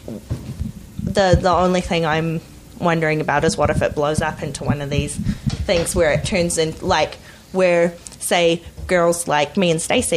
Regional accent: New Zealand; now in Canada; I grew up in New Zealand

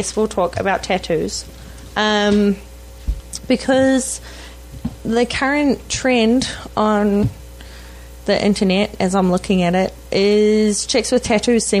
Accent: New Zealand; accent: Kiwi; now in Vancouver, Canada

